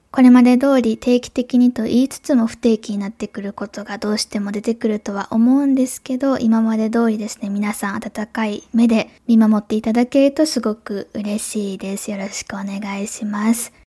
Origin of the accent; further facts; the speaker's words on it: Japan; first language Japanese; Ich komme aus Japan